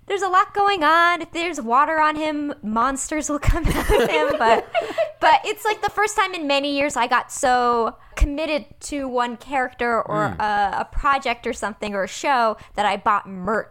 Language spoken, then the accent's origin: English; United States; accent: thick American; first language Persian; English is a second language; I know Farsi. Mm-hmm. And so I said I know Farsi phrases. It's my first language, although I definitely get made fun of by other Iranians for having a very thick American accent.